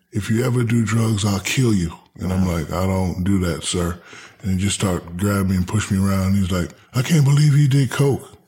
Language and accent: English; Newark, New Jersey, United States; also born or lived in Hinesville, Georgia / Germany / San Antonio, Texas; I'm I'm from Newark, New Jersey. Mm-hmm.